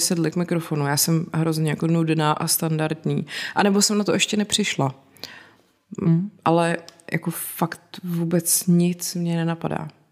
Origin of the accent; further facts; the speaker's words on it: South Bohemian Region, Czechia; Já jsem z Jižních Čech a tam hmm. se to říká a pak jsem zjistila, že se to jinde vůbec neříká